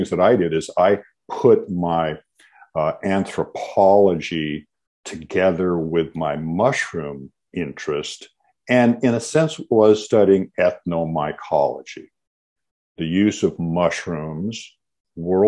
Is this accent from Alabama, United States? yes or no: no; Washington, United States; I grew up in the Pacific Northwest, grew up in Washington State